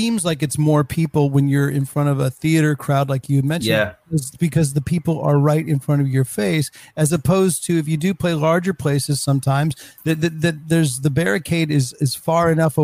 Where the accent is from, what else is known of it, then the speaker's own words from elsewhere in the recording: Bay Area, California, United States; when I was growing up in the Bay Area